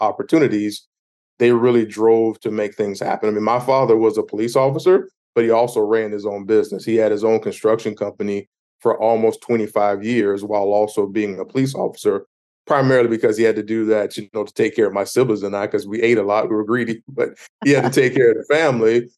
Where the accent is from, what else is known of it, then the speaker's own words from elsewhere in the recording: Myrtle Beach, South Carolina, United States; I grew up in Myrtle Beach, South Carolina.